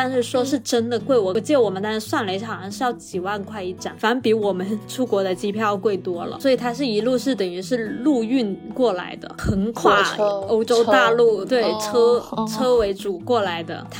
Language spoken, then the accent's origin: Chinese; China; 一听到我们是从中国来的就很兴奋